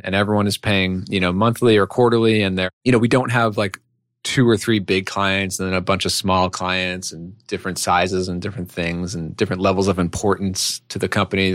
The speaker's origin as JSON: {"language": "English", "region": "New York", "country": "United States", "also_born_or_lived": "Chicago", "moved": "as an adult", "lives_now": "Connecticut, United States", "said": "I'm from New York originally."}